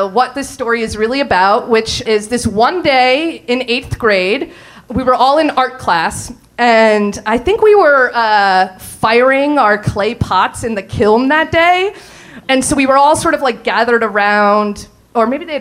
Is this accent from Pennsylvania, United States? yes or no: yes; Allentown, Pennsylvania, United States; We grew up in Allentown, Pennsylvania, and we went to a small private school